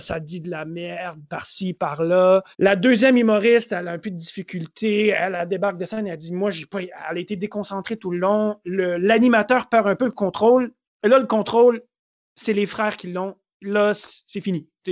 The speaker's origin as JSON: {"language": "French", "town": "Montreal", "region": "Quebec", "country": "Canada", "said": "je viens de Montréal, Montréal, c'est chez moi."}